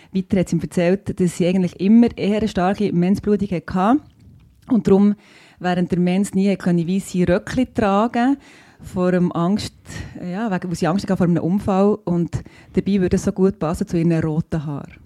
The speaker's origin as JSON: {"language": "German", "region": "Bern", "country": "Switzerland", "said": "ich bin auch Bernerin und ähm, Ärztin eben"}